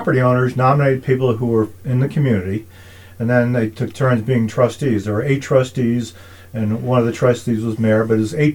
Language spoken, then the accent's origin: English; Garden City, New York, United States; moved away as an adult; also born or lived in Astoria, Queens, New York / Indiana; He was the mayor of my hometown in Garden City, New York